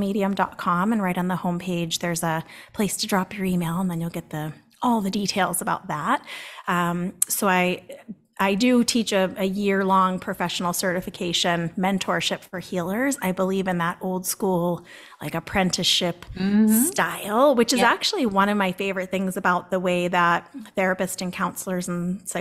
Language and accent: English; Boston, Massachusetts, United States; I'm from Boston